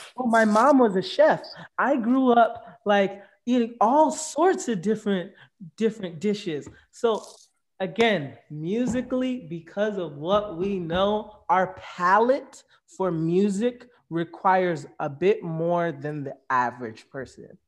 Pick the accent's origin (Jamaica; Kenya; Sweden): Jamaica; now in United States; I'm Jamaican